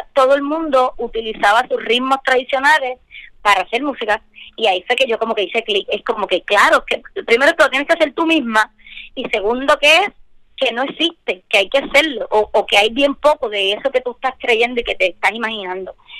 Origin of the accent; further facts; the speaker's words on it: Orocovis, Puerto Rico; also born or lived in Bayamón, Puerto Rico; Yo nací en Bayamón, pero me crié en, en Orocovis. Pues me considero orocobeña.